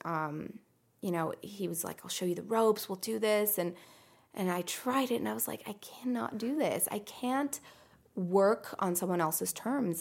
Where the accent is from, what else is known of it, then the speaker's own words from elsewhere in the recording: United States; English is a second language; also born or lived in Iran / Greece; moved to the U S when I was five